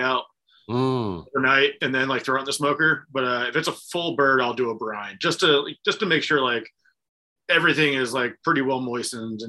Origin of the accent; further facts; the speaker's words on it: South Florida, United States; also born or lived in South Carolina; now in Champaign-Urbana, United States; I'm from South Florida, lived in South Carolina and then moved here